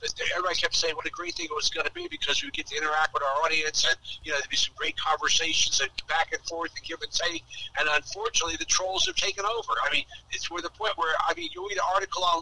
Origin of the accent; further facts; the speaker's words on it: New Jersey, United States; also born or lived in Tampa, Florida; now in Florida, United States; I grew up in New Jersey reading all the New York papers